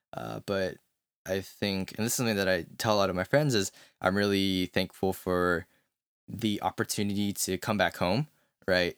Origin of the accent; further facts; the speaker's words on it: United States; growing up as an American